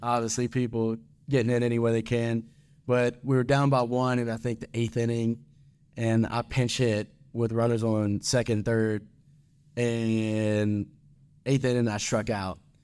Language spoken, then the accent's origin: English; Baton Rouge, Louisiana, United States; moved away as an adult; now in Ruston, United States; I'm from Baton Rouge, Louisiana.